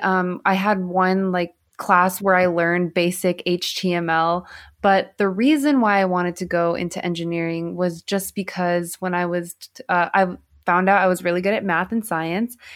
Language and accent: English; Southern California, United States; I grew up in Southern California